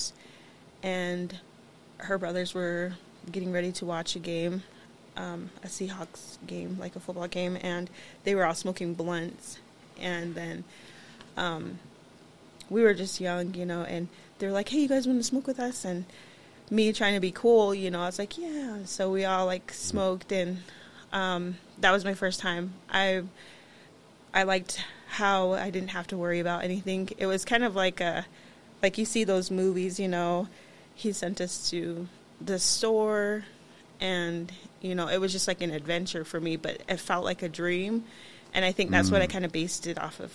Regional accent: Busby, Montana, United States; I grew up in Busby

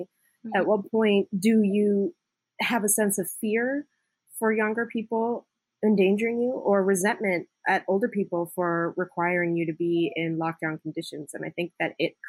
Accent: Indiana, United States; moved away; also born or lived in West Coast; I grew up in Indiana and we weren't like real huggy people in the Midwest

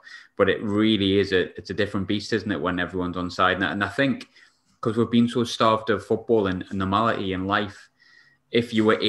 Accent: England, United Kingdom; now in Scotland; as much as I was born in England, that's my team, I would love to see us do well, because it's a place where I live.

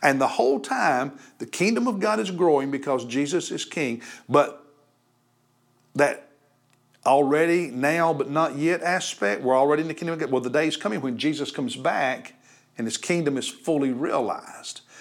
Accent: United States; we as American Christians

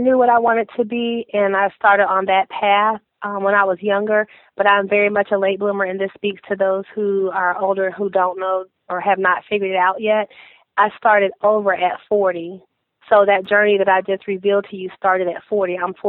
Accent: Fayetteville, North Carolina, United States; also born or lived in Fort Campbell, Kentucky; I'm from Fayetteville, North Carolina, by way of Fort Campbell, Kentucky, because my dad was is a retired Marine, and we were stationed there, and we ended up in Fayetteville because this was my mother's home

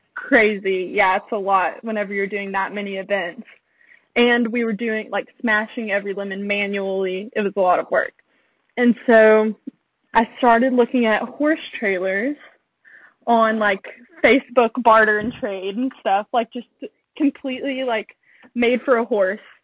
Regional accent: Owensboro, Kentucky, United States; moved away as an adult; I'm from Owensboro, Kentucky, a small town in western Kentucky, and I'm 19.

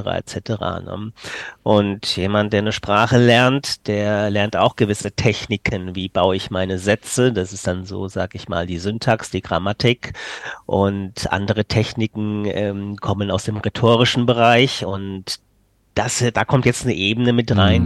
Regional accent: Frankfurt region, Hesse, Germany; first language German; ich komme hier aus Frankfurt oder besser aus der Region Frankfurt komme ich, aber ich wohne in Frankfurt Stadt.

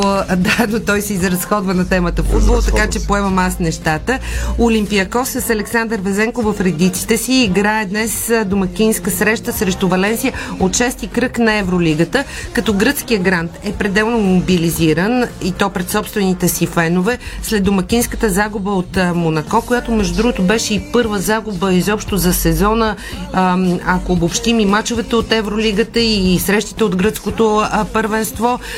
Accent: Bulgaria; нас ни вълнува като българи

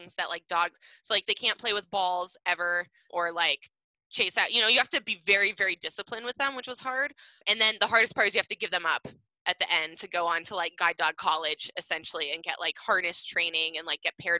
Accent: Seattle, Washington, United States; we grew up in Seattle, Washington

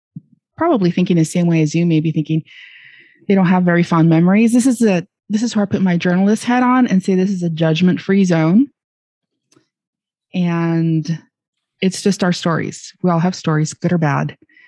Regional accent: Laredo, Texas, United States; born or raised there; also born or lived in Chicago, Illinois

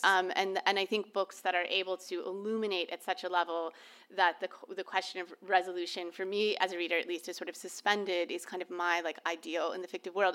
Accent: Orlando, Florida, United States; now in Cambridge, United States; I was born and raised in Orlando, Florida

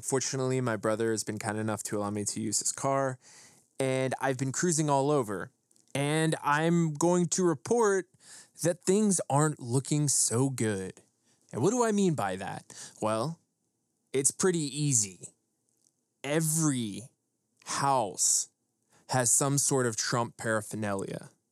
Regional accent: Western Pennsylvania, United States; moved away as an adult; also born or lived in Los Angeles, California; to go back to Appalachia, to where I grew up in Western P

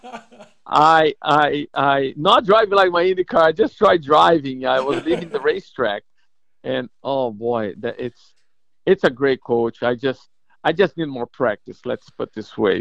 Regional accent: Brazil; moved away as an adult; also born or lived in Atlanta, Georgia; now in Florida, United States; my Spanish sucks, by the way, because I'm from Brazil

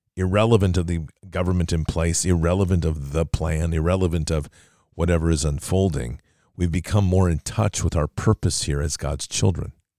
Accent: United States; as an American patriot

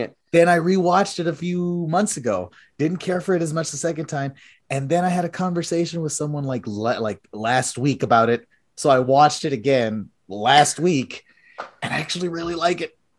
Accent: Texas, United States; I'm from Texas.

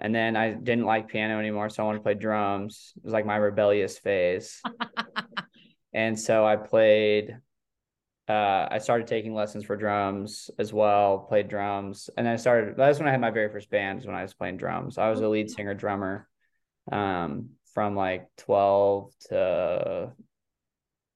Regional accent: Coeur d'Alene, Idaho, United States; I'm from a town called Coeur d'Alene, which is the biggest town in northern Idaho

